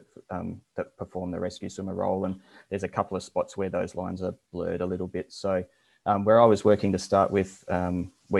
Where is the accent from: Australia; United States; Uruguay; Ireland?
Australia; Adelaide, South Australia; I'm from Australia, originally from Adelaide, which is central South Australia